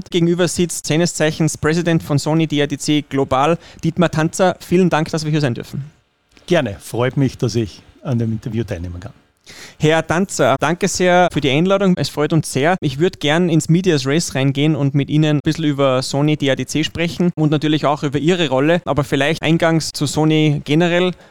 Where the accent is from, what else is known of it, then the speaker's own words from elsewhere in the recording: Elsbethen, Salzburg, Austria; Ja, ich, ich bin ein Salzburger, ich bin ein Elsbetner